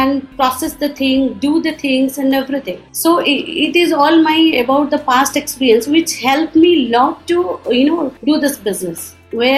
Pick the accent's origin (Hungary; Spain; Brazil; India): India; Odisha; I'm from Orissa